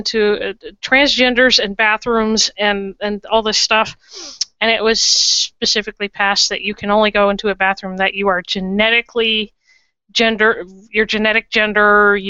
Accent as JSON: {"language": "English", "town": "Charlotte", "region": "North Carolina", "country": "United States", "tie": "born or raised there"}